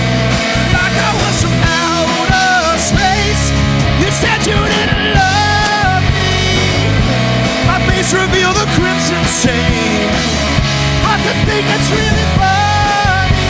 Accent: Anchorage, Alaska, United States; I was born in Anchorage, Alaska.

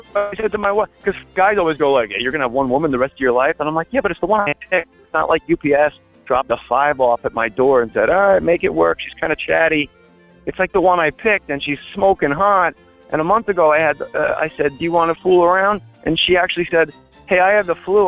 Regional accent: New Jersey, United States; I was just a kid from Jersey

